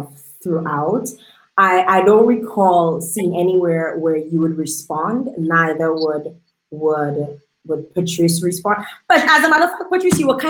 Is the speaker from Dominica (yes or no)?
yes; Dominica; I'm born and bred in Dominica